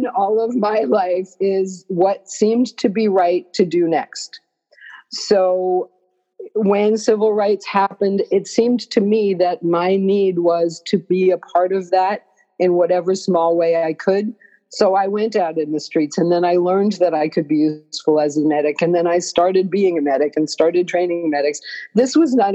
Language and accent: English; New York, United States; I'm a New Yorker